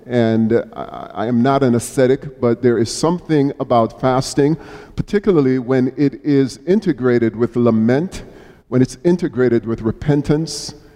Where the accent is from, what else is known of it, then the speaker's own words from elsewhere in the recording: Jamaica; now in United States; as a youngster growing up in Jamaica